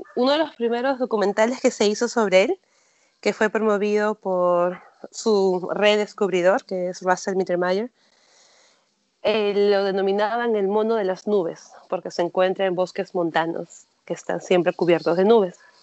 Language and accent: Spanish; Lima, Peru; yo soy de Lima, que es una ciudad grande de 10 millones de habitantes, he crecido en un espacio con muchos